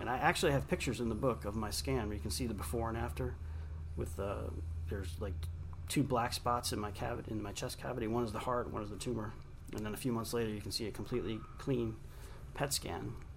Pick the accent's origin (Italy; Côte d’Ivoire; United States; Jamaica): United States; Long Island, New York; I grew up in Long Island, New York